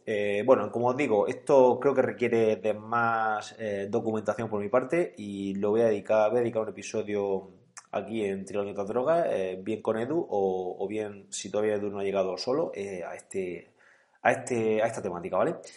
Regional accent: Calasparra, Region of Murcia, Spain; precisamente Galasparra es mi pueblo, yo soy de allí

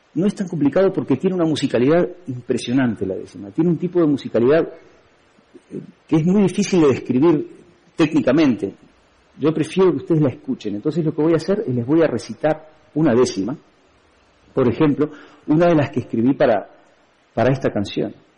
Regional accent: Uruguay; moved away as an adult; now in Spain; No hacía mucho yo me había ido a vivir desde Uruguay, de donde soy, a España

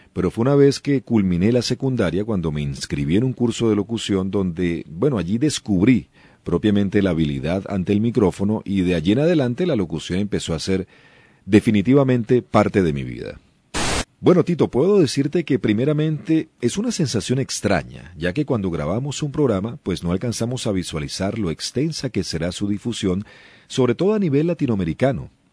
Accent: Venezuela; la radio actual en Venezuela es más fresca y no tan rígida como en el pasado, la calidad de los eh, programas ciertamente sí ha disminuido, y no solamente en mi país

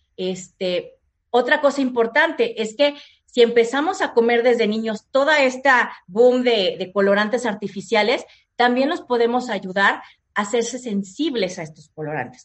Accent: Mexico; somos mexicanos

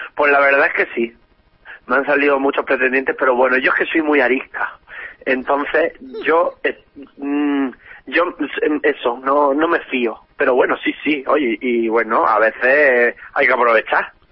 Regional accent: Region of Murcia, Spain; yo soy murciana

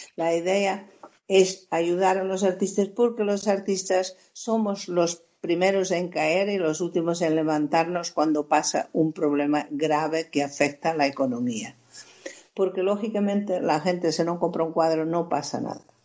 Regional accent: Portugal; now in Spain; Yo soy portuguesa de origen, española por, adopción, por matrimonio

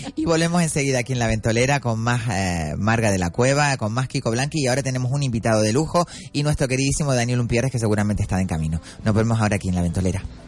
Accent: Arinaga, Canary Islands, Spain; mi pueblo, Arinaga

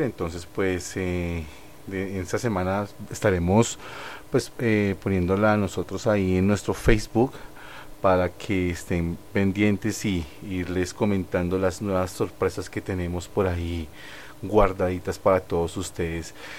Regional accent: Colombia; como artistas colombianos

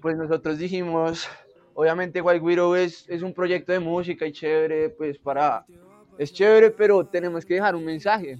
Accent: Bogotá, Colombia; also born or lived in Argentina; yo soy bogotano, yo soy Rola

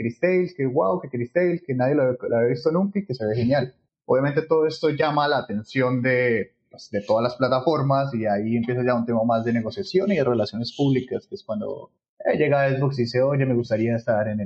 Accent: Bucaramanga, Santander, Colombia; also born or lived in Cali / Palmira; yo soy del Valle del Cauca, eh, yo nací en el Hospital Universitario de Cali, pero mi familia vive en Palmira, también por el trabajo de mis padres. Pero pues he vivido casi que toda la vida en Bucaram

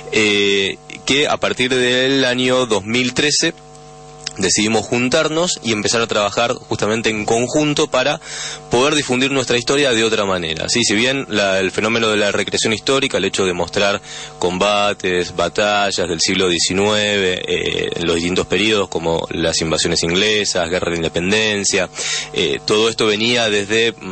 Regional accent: Argentina; tenemos también un, un mando británico somos todos argentinos

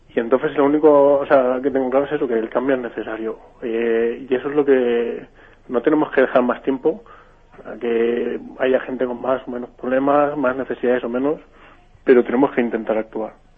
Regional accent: Valencia, Valencian Community, Spain; moved away; soy de Ciudad Bella, aunque ahora estoy un poco lejos de Valencia.

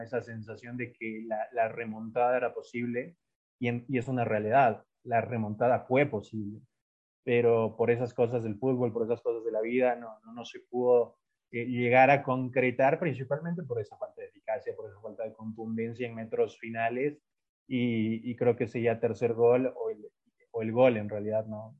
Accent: Ecuador; yo soy de Ecuador

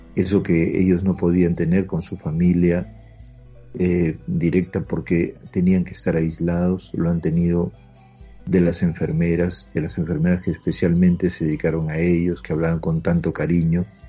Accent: Peru; como peruanos y como peruanos humildes y sencillos

